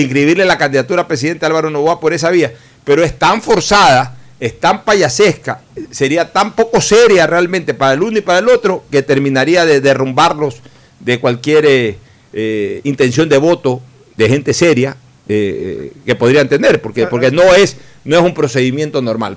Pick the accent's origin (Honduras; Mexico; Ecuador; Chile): Ecuador; somos los ecuatorianos